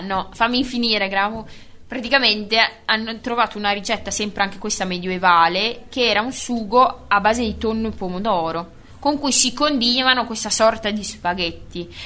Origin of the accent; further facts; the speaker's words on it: Bologna, Emilia-Romagna, Italy; della nostra città di bolognesità